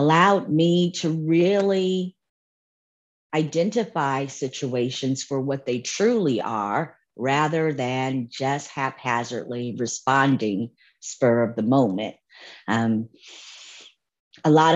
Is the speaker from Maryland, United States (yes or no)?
no; Santa Monica, California, United States; moved away as an adult; now in Dallas, United States; I am born and raised in Santa Monica, California, and proud of it.